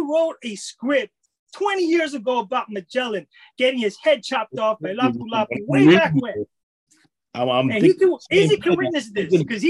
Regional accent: United States; Being Filipino-American myself

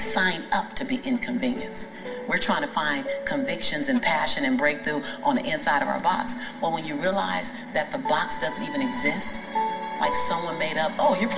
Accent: Los Angeles, California, United States; as a black woman, well, as born and raised in South Central

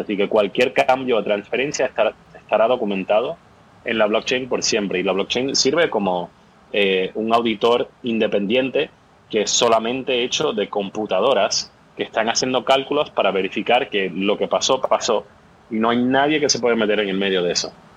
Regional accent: Puerto Rico; also born or lived in New York / Boston / London / Sweden; now in San Francisco, United States; yo soy originalmente de Puerto Rico y ahora estoy viviendo en San Francisco, pero llegué aquí a través de Nueva York, Boston, Londres y Suecia

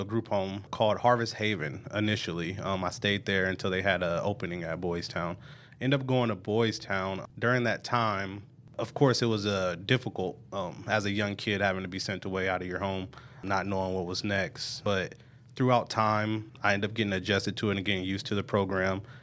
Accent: Omaha, Nebraska, United States; I'm originally from Omaha, Nebraska, North Omaha. I grew up, uh, in a single parent home.

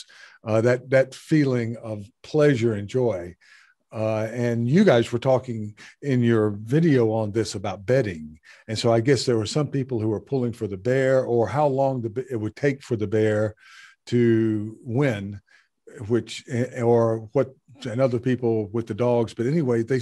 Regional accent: South Carolina, United States; where I grew up in South Carolina

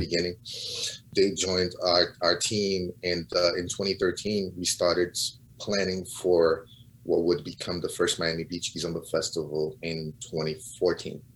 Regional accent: Portugal; moved away as an adult; also born or lived in Cape Verde; now in United States; I was born and raised in Portugal, mm-hmm. but my family is from Cabo Verde

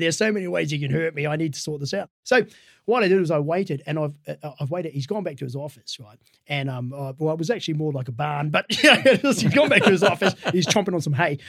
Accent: Dunedin, Otago, New Zealand; I, grew up in a place called Dunedin down south

